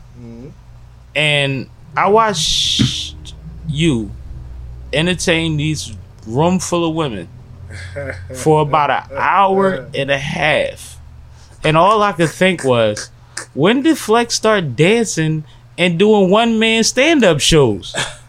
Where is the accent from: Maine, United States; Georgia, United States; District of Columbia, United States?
Georgia, United States; Atlanta; born there; I was born in Atlanta.